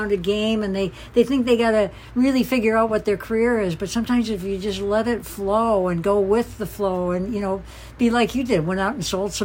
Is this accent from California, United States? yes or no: no; Detroit, Michigan, United States; Detroit being my hometown